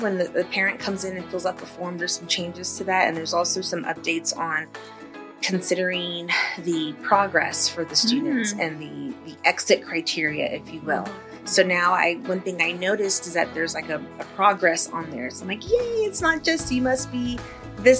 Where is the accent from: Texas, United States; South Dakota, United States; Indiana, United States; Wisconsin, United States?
Texas, United States; San Antonio; now in El Paso, United States; I was born and raised in San Antonio